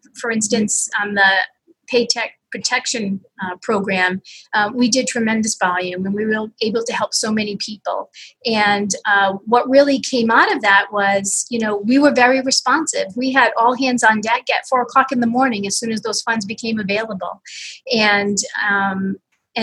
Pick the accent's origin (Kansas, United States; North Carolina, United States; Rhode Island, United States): Rhode Island, United States; Pawtucket; I grew up in Pawtucket, went to college at Bryant University